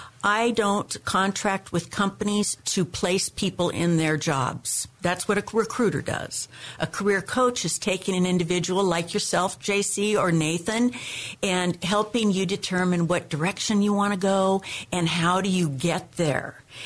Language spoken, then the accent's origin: English; Arizona, United States; also born or lived in Seattle, United States; I was born in Seattle. Then my father, who loved the desert, moved the whole family to Arizona. And from Arizona, I came to California.